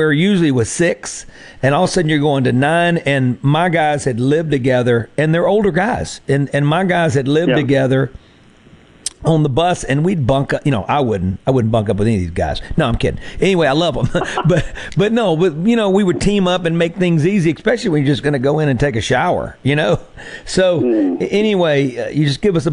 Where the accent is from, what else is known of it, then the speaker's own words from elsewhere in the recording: the Mississippi Delta, United States; moved away as an adult; also born or lived in Nashville, Tennessee; I moved our family down here after a couple decades in Nashville, and moved back home to the Delta